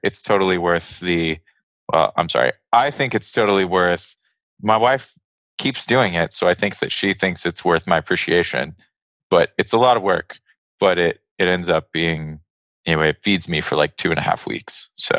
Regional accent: Texas, United States; I grew up in Texas and I would visit Louisiana.

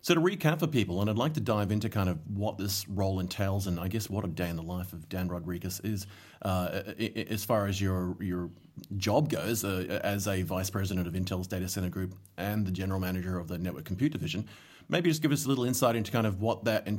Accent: Solomon Islands; moved away; I grew up in the Solomon Islands

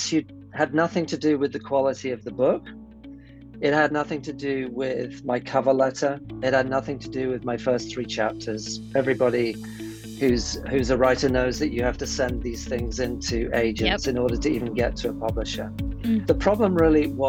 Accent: United Kingdom; I am British. I have a Norwegian mother.

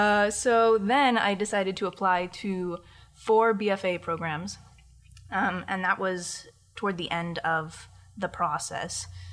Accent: Winter Park, Florida, United States; born there; I am, kind of. I mean, I was born in Winter Park, so yes, officially. But I...

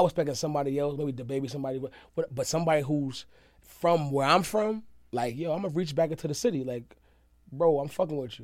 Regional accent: the South, United States; where in my roots, where I'm raised, it's from, came from the South.

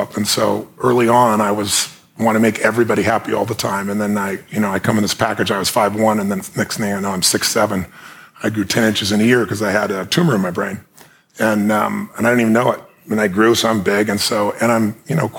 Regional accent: Azusa, California, United States; I was a kid from Azusa who had no certainty, we had no food

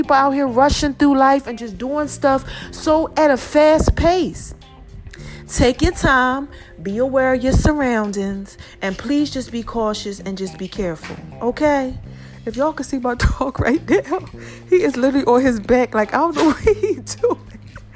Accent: New Jersey, United States; now in Atlanta, United States; I'm from Jersey. They teach you how to do defensive driving up there.

